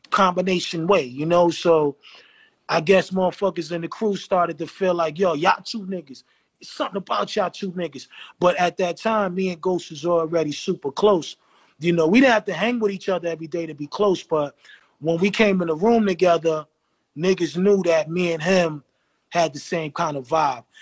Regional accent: New York City, New York, United States; I'm from the Hill.

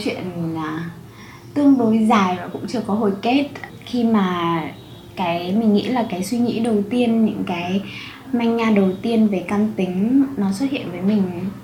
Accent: Vietnam; moved away; em là người Việt Nam duy nhất ở trong lớp

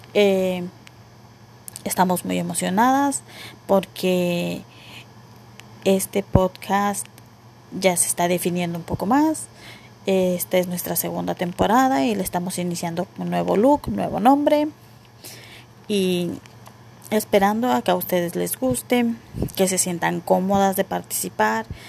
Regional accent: Mexico; yo soy mexicana

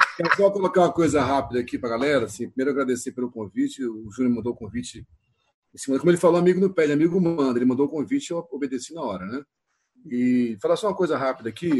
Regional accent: Mesquita, Rio de Janeiro, Brazil; Eu sou aqui de Mesquita, do Rio de Janeiro, da Baixada Fluminense

